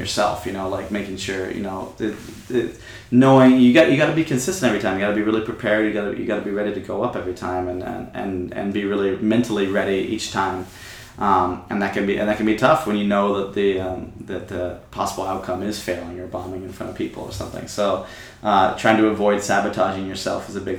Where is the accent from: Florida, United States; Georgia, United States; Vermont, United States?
Vermont, United States; moved away as an adult; also born or lived in Kaohsiung, Taiwan; now in Taipei, Taiwan; I grew up in Vermont.